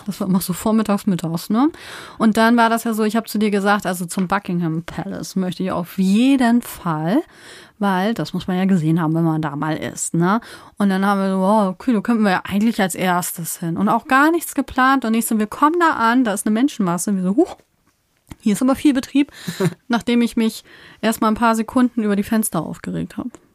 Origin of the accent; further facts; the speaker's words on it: Germany; wir sind aus Deutschland.